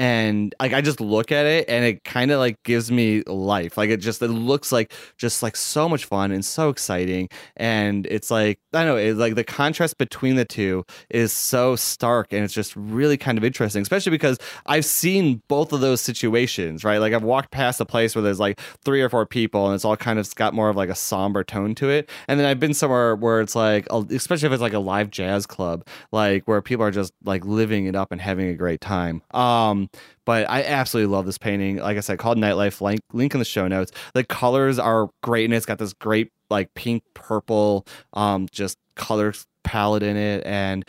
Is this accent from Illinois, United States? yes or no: yes; Chicago, Illinois, United States; I'd be even more embarrassed if it isn't because I'm the one from Chicago.